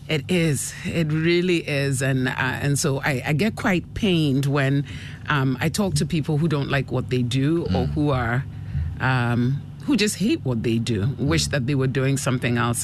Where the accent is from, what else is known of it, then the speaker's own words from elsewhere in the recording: Accra, Greater Accra, Ghana; moved away as an adult; also born or lived in United Kingdom / Canada / Enyan, Eastern Region / Asamankese; I was born in Ghana. I grew up here uh, till I was about six years old, and my father got an appointment in the UK, mm. and uh, the family moved to join him for a couple of years, and uh, and then he decided he would rather we grew up in Ghana.